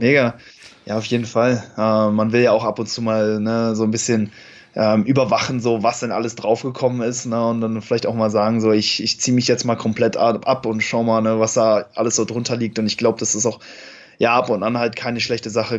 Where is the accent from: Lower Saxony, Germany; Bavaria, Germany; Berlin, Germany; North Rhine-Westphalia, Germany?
North Rhine-Westphalia, Germany; Cologne; ich komme aus Köln